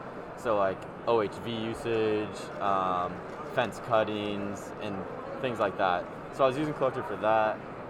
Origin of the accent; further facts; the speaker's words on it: Chico, California, United States; I'm originally from Chico, California.